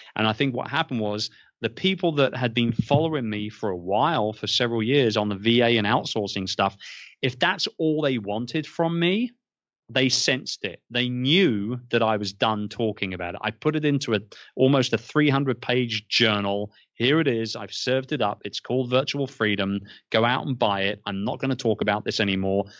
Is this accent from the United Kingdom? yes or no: yes; London, United Kingdom; moved away as an adult; now in Philippines; Born and raised in London, um, was in the publishing game for a long time